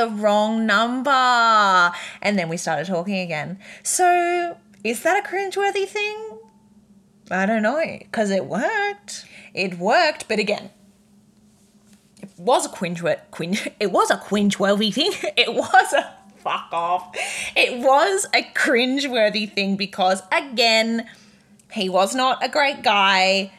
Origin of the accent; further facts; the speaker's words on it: Redcliffe, Queensland, Australia; I'm from Redcliffe. There's not even waves in Redcliffe